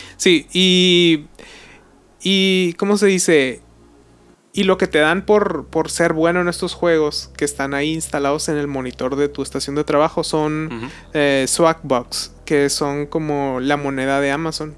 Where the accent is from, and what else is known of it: Mexico